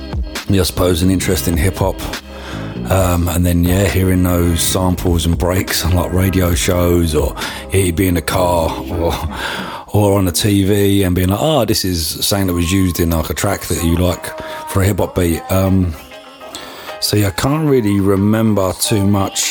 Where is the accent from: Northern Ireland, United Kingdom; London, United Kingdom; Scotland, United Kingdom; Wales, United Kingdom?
London, United Kingdom; I'm from London